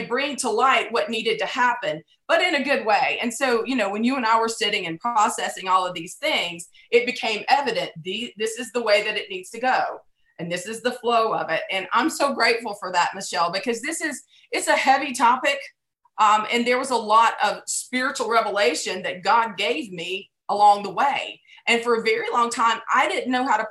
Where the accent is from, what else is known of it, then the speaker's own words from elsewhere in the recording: United States; As an American Christian